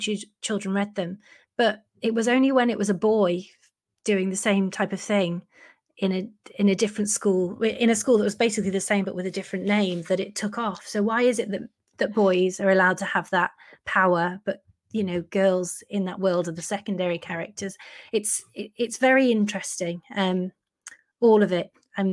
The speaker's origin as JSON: {"language": "English", "town": "Chester", "region": "North West England", "country": "United Kingdom", "said": "I'm from Chester, I live in Chester"}